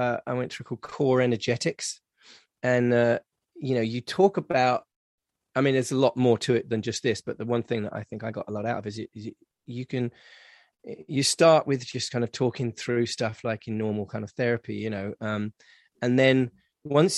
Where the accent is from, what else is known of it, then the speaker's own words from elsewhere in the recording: England, United Kingdom; now in Los Angeles, United States; especially as English as well, we are very much kind of like stiff upper lip